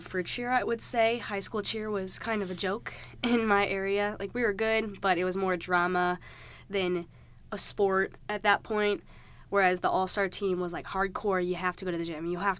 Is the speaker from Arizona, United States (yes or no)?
no; Wentzville, Missouri, United States; I'm from Wentzville, Missouri, so it's just about 30 minutes from here